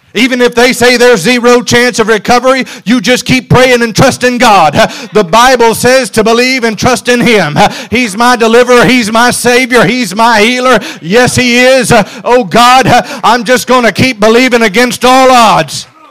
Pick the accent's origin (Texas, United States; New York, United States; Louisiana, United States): Louisiana, United States; South; I'm from South Louisiana.